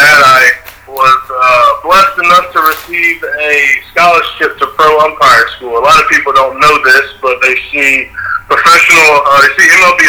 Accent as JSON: {"language": "English", "town": "Biloxi", "region": "Mississippi", "country": "United States", "tie": "born or raised there", "moved": "as an adult", "lives_now": "Atlanta, United States", "said": "born and raised in Biloxi, Mississippi. Reside now in Atlanta, Georgia."}